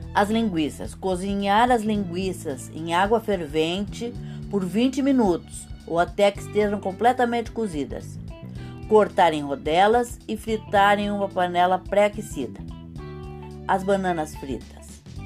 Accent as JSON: {"language": "Portuguese", "region": "São Paulo", "country": "Brazil", "tie": "born or raised there", "said": "São Paulo, minha cidade natal. Sou paulistana com muito orgulho"}